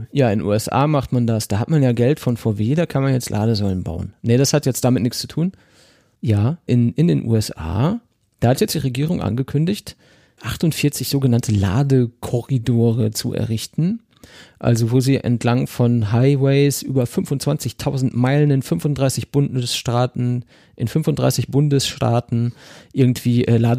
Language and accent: German; North Rhine-Westphalia, Germany; Bei, bei uns im Pott, da sagt man dazu. Katzenwurf.